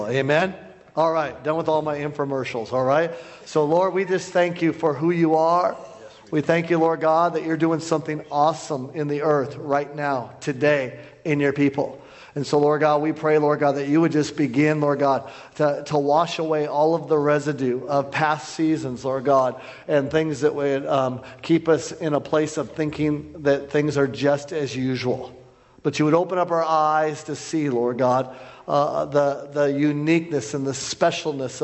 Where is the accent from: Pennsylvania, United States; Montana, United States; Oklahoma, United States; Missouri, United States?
Montana, United States; Bozeman; I'm from Bozeman, Montana.